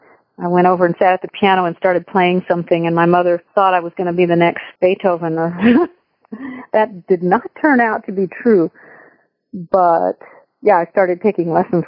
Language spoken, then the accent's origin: English; El Paso, Texas, United States; moved away as an adult; also born or lived in Memphis, Tennessee; now in Nashville, United States; I was born and raised in El Paso, Texas, and lived there till I was 22 or 3, and then moved to Memphis first for 7 years, and then I've been in Nashville for 30 years.